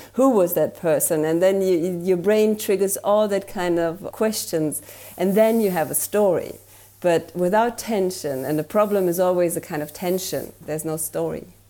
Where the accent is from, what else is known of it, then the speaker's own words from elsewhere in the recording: Germany; English is a second language; I'm from Germany, so please have mercy with my accent